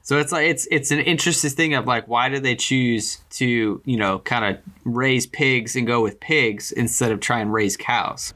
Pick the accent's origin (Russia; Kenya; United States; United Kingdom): United States; California; growing up in uh, in California